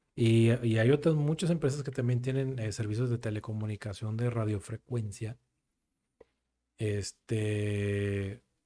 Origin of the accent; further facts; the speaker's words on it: Mexico; somos muy mexicanos